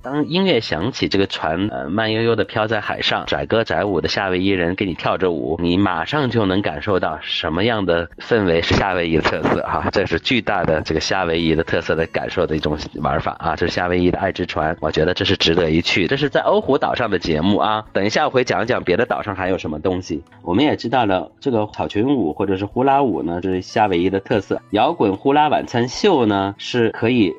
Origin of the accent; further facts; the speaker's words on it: China; now in Shanghai, China; 我们中国人还是能接受这个口味的